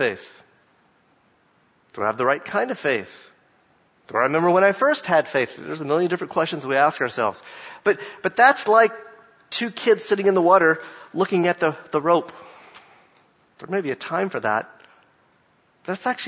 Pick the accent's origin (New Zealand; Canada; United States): United States; Jacksonville, Florida; I grew up in Jacksonville, Florida